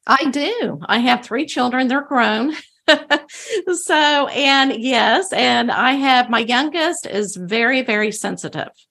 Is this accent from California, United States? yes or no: no; Bible Belt of Texas, United States; I grew up in the Bible Belt of Texas